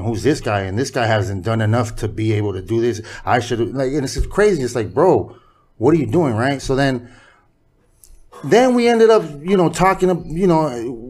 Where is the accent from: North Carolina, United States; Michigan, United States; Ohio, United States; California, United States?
California, United States; Hawthorne; I'm from Hawthorne, bro. Like, there's blacks everywhere.